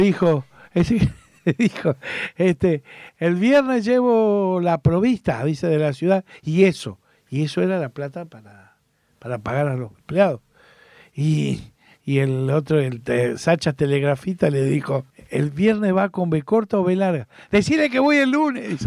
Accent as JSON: {"language": "Spanish", "region": "Buenos Aires", "country": "Argentina", "tie": "born or raised there", "said": "yo me crié aquí, en Capital Federal, Reconquista y, y Viamonte"}